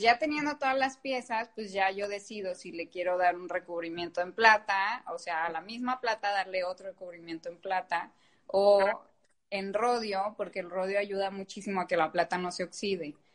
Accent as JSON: {"language": "Spanish", "town": "Guadalajara", "region": "Jalisco", "country": "Mexico", "said": "soy de Guadalajara y en Jalisco hay muchísima industria"}